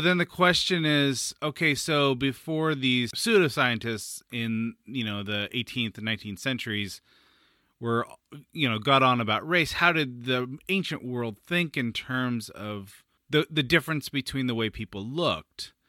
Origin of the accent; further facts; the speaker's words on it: San Francisco, California, United States; I'm from San Francisco, which is famously foggy